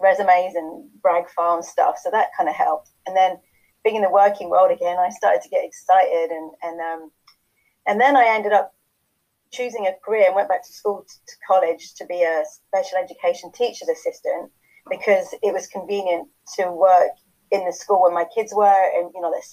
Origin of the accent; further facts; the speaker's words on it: England, United Kingdom; moved away as an adult; now in Chilliwack, Canada; I'm English, but I've been living here for about 10 years now.